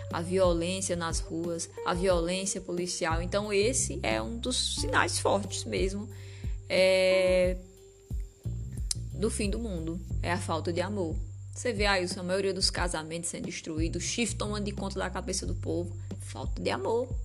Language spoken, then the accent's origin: Portuguese; Northeast Region, Brazil; Nós somos nordestinos, é, somos um, um, povo, somos um povo, né?